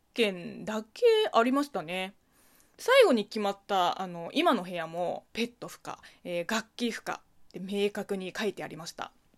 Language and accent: Japanese; China; Japanese is a second language; now in Japan; 中国生まれ、中国育ち